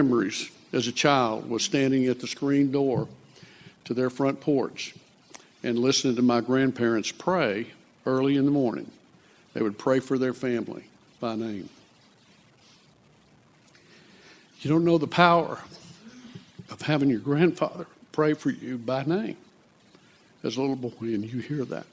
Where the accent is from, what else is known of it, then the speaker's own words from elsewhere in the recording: Lufkin, Texas, United States; I grew up in Lufkin, Texas